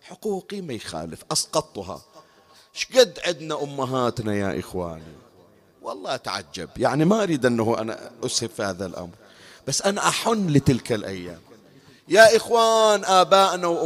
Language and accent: Arabic; Bahrain; تذكرون النقل العام سابقا عندنا بالبحرين أنا الآن صار لي سنوات ما أذكر ما أدري الآن شلون الوضع